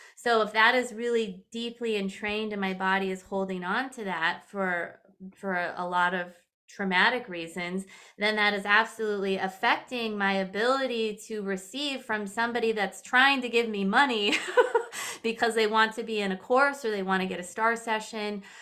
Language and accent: English; California, United States; I'm originally from California